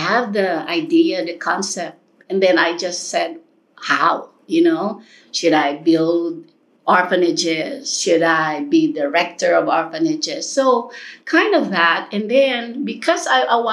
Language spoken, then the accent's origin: English; Philippines; moved away as an adult; also born or lived in Costa Rica / United States; I grew up here in the Philippines